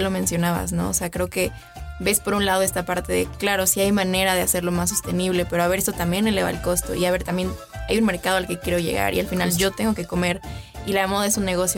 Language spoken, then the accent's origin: Spanish; Mexico; como mexicanos